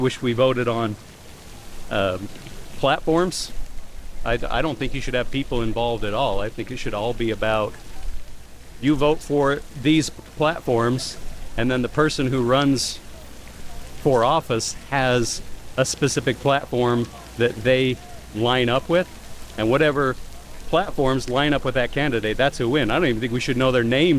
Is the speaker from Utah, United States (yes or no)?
yes; Utah, United States; We're from Utah, and so it's going to go Republican no matter what.